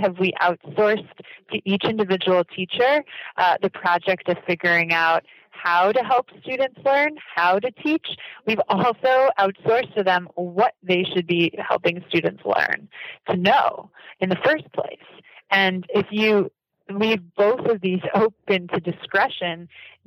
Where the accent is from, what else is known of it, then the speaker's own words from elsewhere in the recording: United States; coming into Japanese education as an American